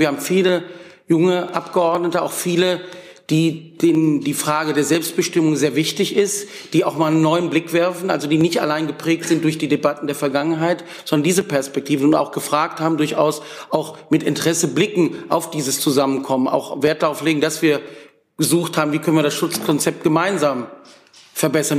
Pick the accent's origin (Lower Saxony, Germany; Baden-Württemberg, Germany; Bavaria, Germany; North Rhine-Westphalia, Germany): North Rhine-Westphalia, Germany; Wuppertal; ich komme aus Wuppertal, der Stadt von Peter Hinze